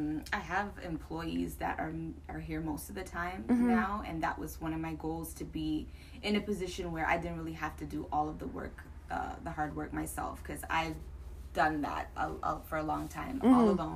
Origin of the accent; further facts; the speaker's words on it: Toronto, Ontario, Canada; I grew up in Galloway. Okay. In Scarborough.